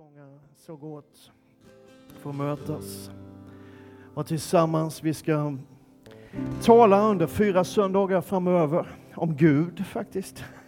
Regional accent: Skåne, Sweden; jag kommer från Skåne

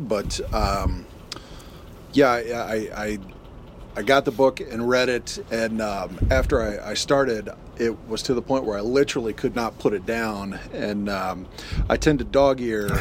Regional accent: United States; I'd formed my identity as American

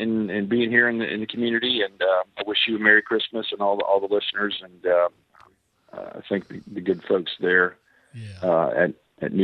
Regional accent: Pensacola, Florida, United States; This is my hometown. This is where I was born

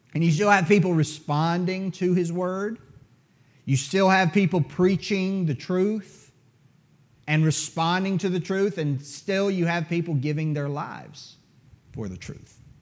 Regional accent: United States; as an American

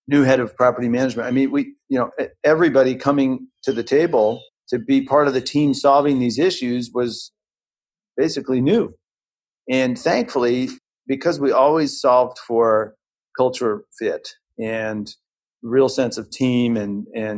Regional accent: St. Louis, Missouri, United States; I grew up in the Midwest in St. Louis, Missouri

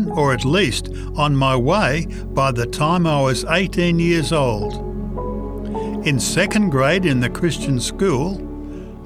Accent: Chicago, Illinois, United States; Raised in the Chicago area as a youth, I was taught to pray and have worship

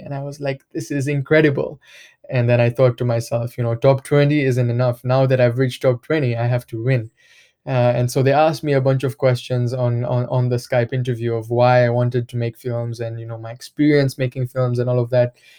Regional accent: Mwanza, Tanzania; I was born and raised here in Tanzania, uh, in a, in a place called Mwanza

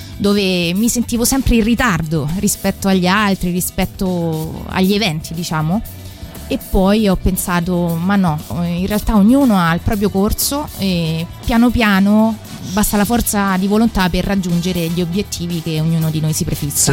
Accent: Palestrina, Lazio, Italy; il mio paese di origine che è Palestrina che si trova sempre in provincia di Roma

